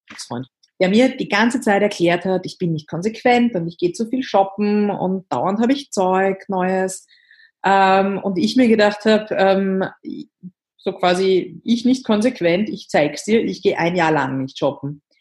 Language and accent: German; Vienna, Austria; ich komme aus Wien, das hört man auch.